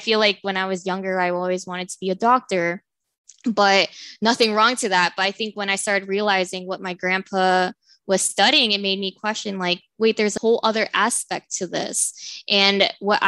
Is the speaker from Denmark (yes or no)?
no; Southern California, United States; also born or lived in Stockton, California; I'm from Southern California. I was born and raised in SoCal